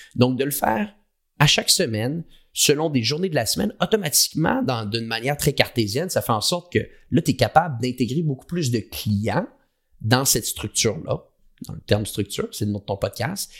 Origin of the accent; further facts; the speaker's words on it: Quebec, Canada; accent: québécois; now in Montreal, Canada; J'ai un accent québécois. Moi, je suis basé au Canada, à Montréal.